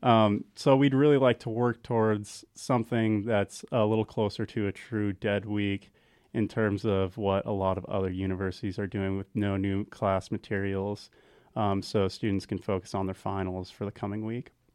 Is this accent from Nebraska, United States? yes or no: yes; Central City, Nebraska, United States; now in Kearney, United States; I'm originally from Central City, so a pretty small town, town of about three thousand